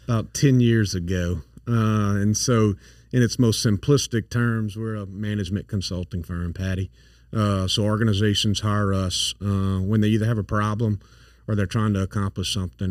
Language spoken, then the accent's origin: English; St. Landry Parish, Louisiana, United States; accent: thick accent; also born or lived in Dallas / Atlanta / New York; now in Baton Rouge, United States; I grew up in St. Landry Parish, so I'm I've got a thick accent